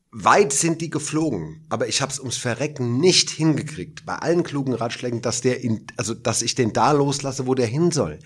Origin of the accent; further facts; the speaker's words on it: Hergershausen, Hesse, Germany; in Hergershausen, meinem Heimatdorf